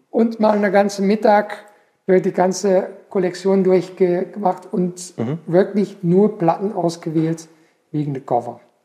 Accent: Belgian coast, Flanders, Belgium; now in Pforzheim, Germany; ich bin am, in Belgien am Meer aufgewachsen

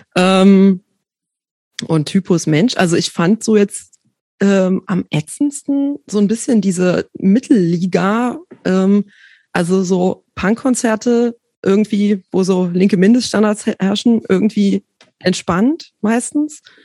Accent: village east of Leipzig, Saxony, Germany; now in Berlin, Germany; ich bin groß geworden auf dem Dorf östlich von Leipzig

